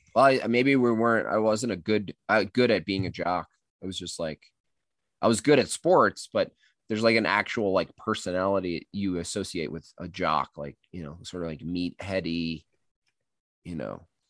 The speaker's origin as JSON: {"language": "English", "area": "Catskill Mountains", "region": "New York", "country": "United States", "tie": "born or raised there", "moved": "yes", "lives_now": "Colorado, United States", "said": "I grew up in the Catskill Mountains."}